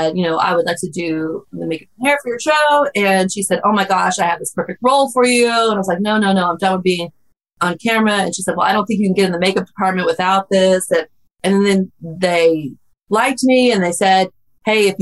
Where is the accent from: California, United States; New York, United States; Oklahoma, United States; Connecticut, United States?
Oklahoma, United States; So I'm from Oklahoma